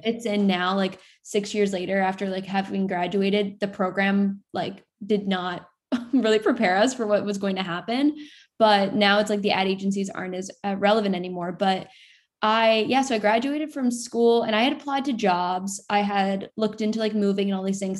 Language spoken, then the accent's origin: English; Sarasota, Florida, United States; moved away as an adult; now in New York City, United States; I'm originally from Florida, uh, Sarasota, Florida